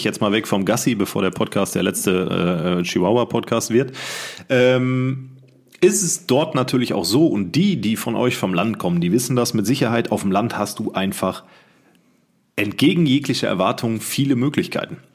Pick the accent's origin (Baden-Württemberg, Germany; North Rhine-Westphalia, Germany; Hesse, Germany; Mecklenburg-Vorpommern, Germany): North Rhine-Westphalia, Germany; Siegen; moved away; Ich bin mitten im Ghetto groß geworden.